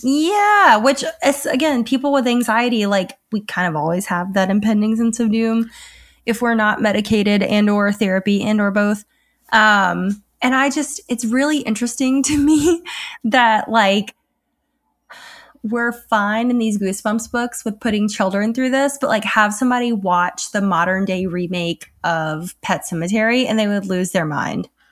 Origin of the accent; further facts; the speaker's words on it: Alabama, United States; I grew up in Alabama